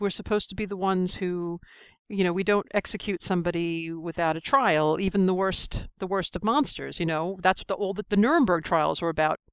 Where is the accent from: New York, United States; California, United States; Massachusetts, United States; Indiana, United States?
New York, United States; moved away as an adult; now in London, United Kingdom; I'm a New Yorker, I was in New York on nine eleven